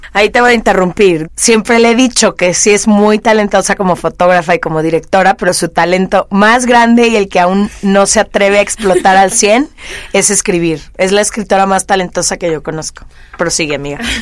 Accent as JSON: {"language": "Spanish", "town": "Guadalajara", "region": "Jalisco", "country": "Mexico", "tie": "born or raised there", "said": "nací y crecí en Guadalajara"}